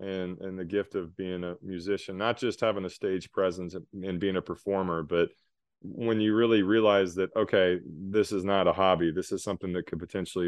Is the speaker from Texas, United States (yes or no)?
yes; South Texas, United States; I grew up in South Texas, and we had a lot of Tejano music.